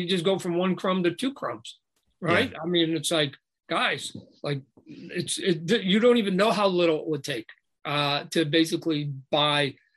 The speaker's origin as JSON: {"language": "English", "country": "Canada", "tie": "born or raised there", "said": "it's just a Canadian in me. I was born in Canada."}